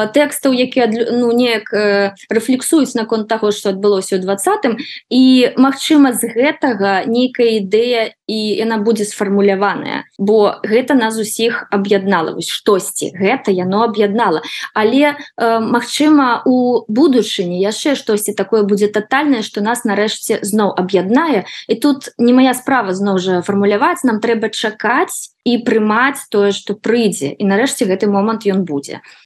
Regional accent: Belarus; accent: Belarusian; moved away as an adult; now in New York, United States; мой акцэнт гэта беларускі акцэнт

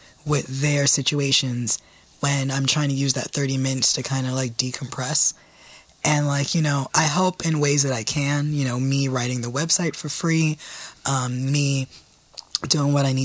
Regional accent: New York City, New York, United States; I am from the Bronx

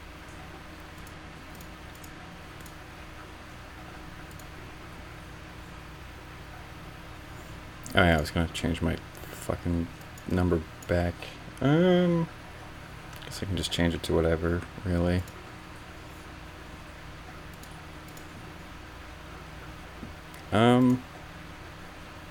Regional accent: Canada; I'm Canadian

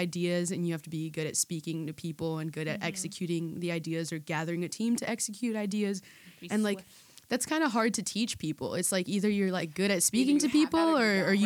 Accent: Chicago, Illinois, United States; Born and raised in Chicago. First generation. My mom is Venezuelan. My dad is Guatemalan

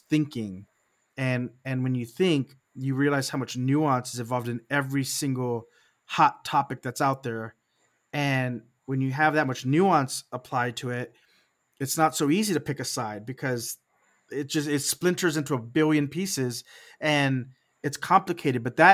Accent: Texas, United States; I was raised in Texas

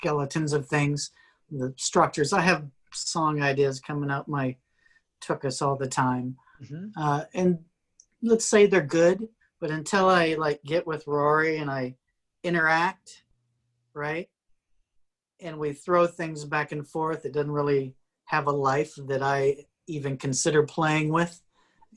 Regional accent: Iowa, United States; moved away; also born or lived in Texas; I was born in Iowa.

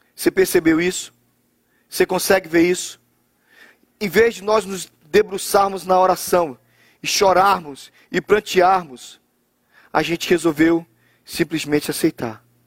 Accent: Brazil; moved away; Nós somos brasileiros

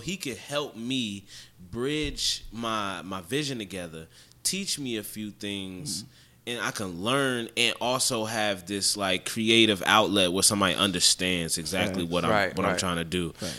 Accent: New Jersey, United States; now in Augusta, United States; I'm from Jersey. Originally.

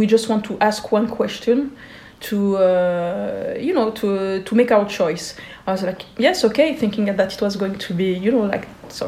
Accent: Geneva, Switzerland; growing up in Switzerland, being born in the 80s

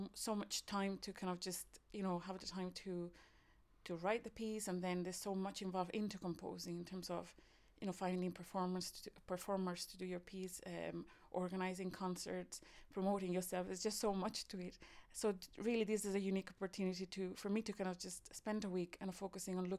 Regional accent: Spain; moved away as an adult; also born or lived in Ireland; now in Cork, Ireland; I'm originally from Spain, but I've been in Ireland for more than 20 years

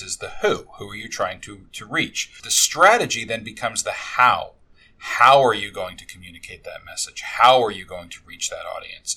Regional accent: New York, United States; now in Tampa, United States; I grew up in New York

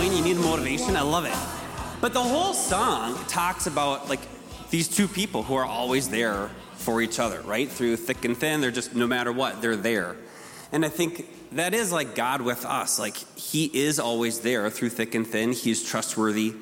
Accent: Rochester, Minnesota, United States; I grew up here in Rochester.

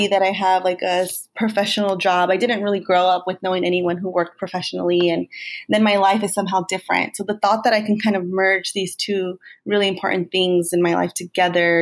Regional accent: Bell Gardens, California, United States; also born or lived in Whittier / Compton; I grew up in Southeast Los Angeles, Bell Garden specifically

